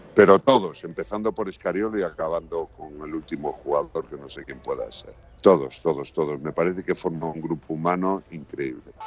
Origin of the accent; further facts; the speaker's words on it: Galicia, Spain; soy gallego